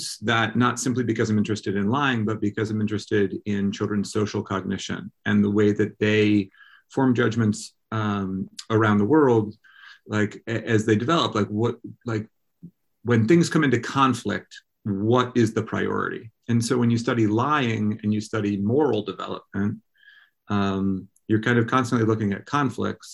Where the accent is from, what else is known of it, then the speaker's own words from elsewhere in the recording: Vermont, United States; moved away as an adult; also born or lived in Durham, New Hampshire / Berkeley, California; I grew up in Vermont